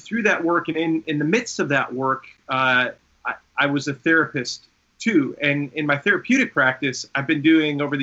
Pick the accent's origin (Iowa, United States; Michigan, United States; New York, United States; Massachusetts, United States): New York, United States; Long Island; I grew up on Long Island